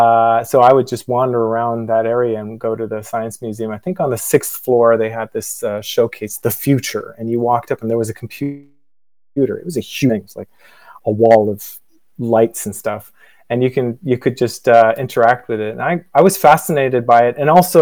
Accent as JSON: {"language": "English", "town": "Dublin", "region": "California", "country": "United States", "said": "I'm from Dublin, the real Dublin, the one in California, as a joke."}